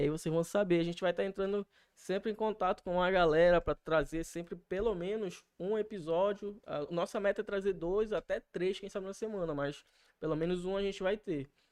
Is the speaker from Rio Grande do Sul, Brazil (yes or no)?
no; Belém, Pará, Brazil; also born or lived in Macapá; a gente é de Belém